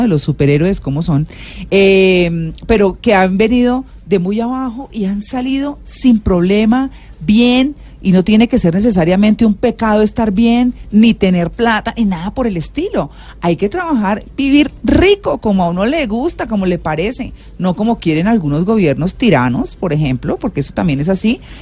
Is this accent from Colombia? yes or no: yes; Colombia; como muchos colombianos, pues uno tiene familia que ha echado raíces allá